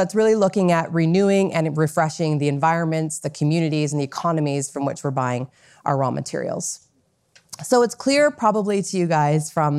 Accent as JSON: {"language": "English", "town": "Vancouver", "region": "British Columbia", "country": "Canada", "tie": "born or raised there", "also_born_or_lived": "New York City", "said": "I was asked to relocate back to Vancouver from New York City, which is my hometown"}